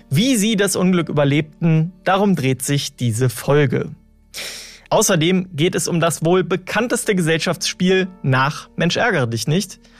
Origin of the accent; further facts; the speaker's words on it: Rhineland, Germany; Wenn ich an Kohlebergbau denke, dann muss ich als Rheinländer immer an das große Loch von Hambach denken.